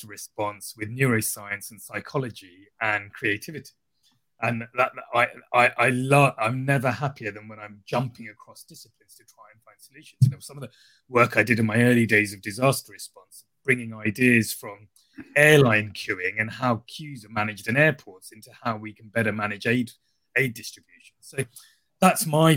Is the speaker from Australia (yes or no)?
no; Sri Lanka; moved away; I grew up in Sri Lanka, so I'd lived through humanitarian crises as a child